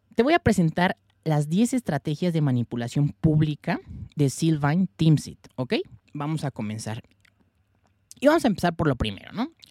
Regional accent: Mexico; yo soy de México

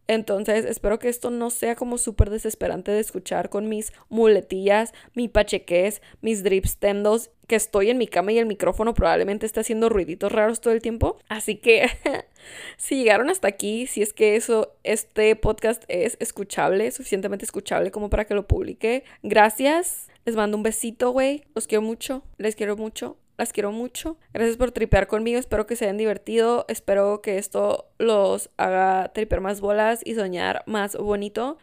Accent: Tijuana, Baja California, Mexico; moved away as an adult; also born or lived in Mexico City; Se cumplen 10 años de que me fui a vivir a Ciudad de México, de que dejé mi amada, bella, pequeña, loca, crazy ass shit Tijuana.

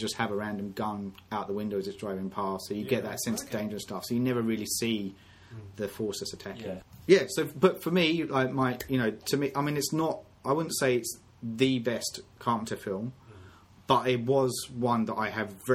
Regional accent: United Kingdom; We're both from Britain

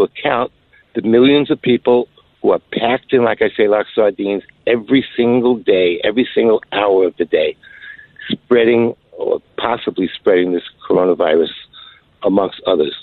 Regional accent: New York City, New York, United States; accent: New York; my New York accent

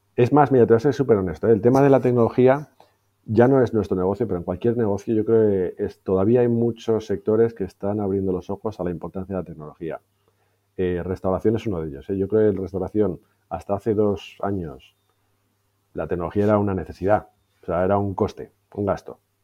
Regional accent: Madrid, Community of Madrid, Spain; also born or lived in Valencia / London / Barcelona; nací en Valencia, pero básicamente me crié en Madrid.

